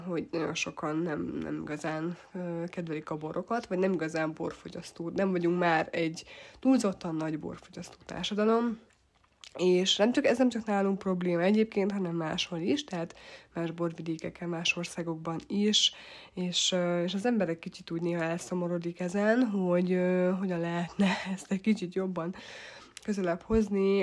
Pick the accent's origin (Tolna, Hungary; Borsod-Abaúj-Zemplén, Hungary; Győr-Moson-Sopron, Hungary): Borsod-Abaúj-Zemplén, Hungary; Tokaj; tokai vagyok, illetve itt nőttem fel